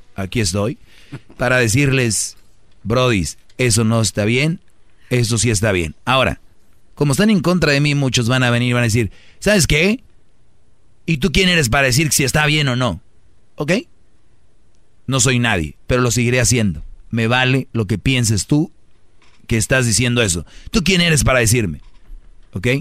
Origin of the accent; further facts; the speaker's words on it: Mexico; los mexicanos nos reímos de la muerte